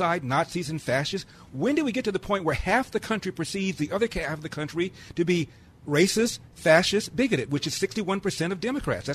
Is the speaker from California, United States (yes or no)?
yes; Los Angeles, California, United States; I'm from South Central Los Angeles